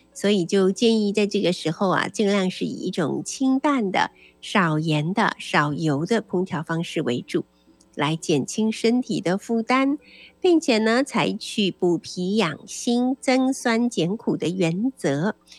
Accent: Taiwan; 对我们台湾人来讲比较亲切的地方

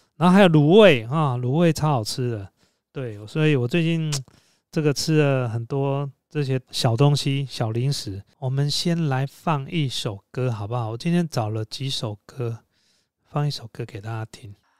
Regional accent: Taiwan; 我们台湾人

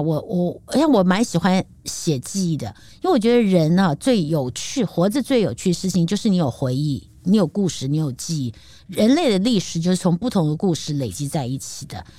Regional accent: Taipei, Taiwan; 虽然我是台北土生土长

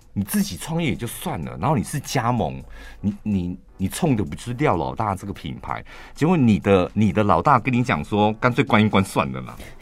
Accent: central Taiwan, Taiwan; 我们中部人

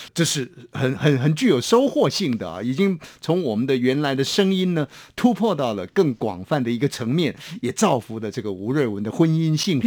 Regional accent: Hsinchu, Taiwan; now in Taipei, Taiwan; 必然载下我的故乡， 啊， 会经过新竹嘛

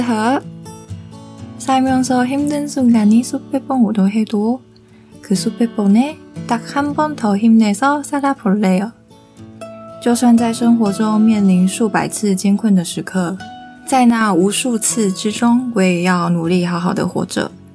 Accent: Taiwan; 在台湾，身为一个台湾人

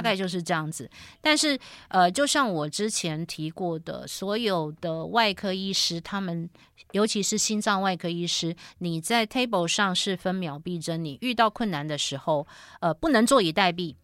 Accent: Taiwan; 我们台湾人

